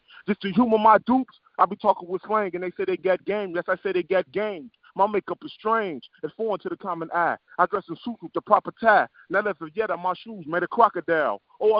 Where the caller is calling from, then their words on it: Chicago, Illinois, United States; I'm calling from the South Side of Chicago, man.